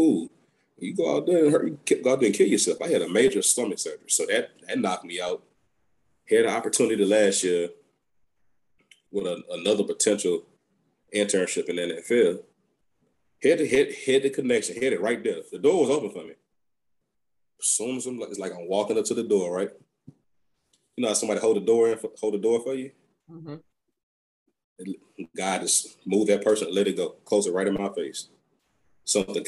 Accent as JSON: {"language": "English", "town": "Baton Rouge", "region": "Louisiana", "country": "United States", "said": "I'm from Baton Rouge"}